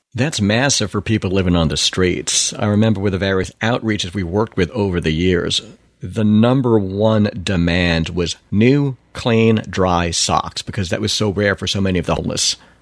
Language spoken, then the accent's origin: English; Long Island, New York, United States; growing up in New York on Long Island